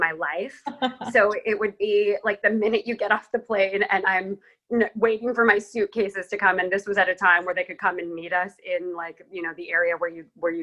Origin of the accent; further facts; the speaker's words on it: Los Angeles, California, United States; I grew up in Los Angeles